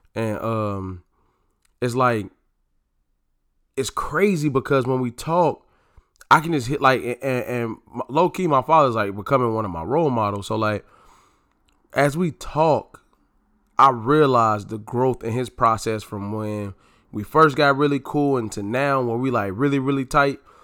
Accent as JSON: {"language": "English", "region": "North Carolina", "country": "United States", "tie": "born or raised there", "moved": "as an adult", "lives_now": "DMV area, United States", "said": "living in the D M V area from, from North Carolina"}